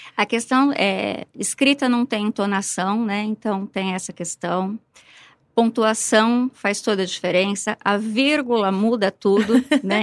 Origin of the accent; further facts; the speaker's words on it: São Paulo, Brazil; moved away as an adult; now in Ribeirão Preto, Brazil; eu sou paulistana, comecei a lecionar em São Paulo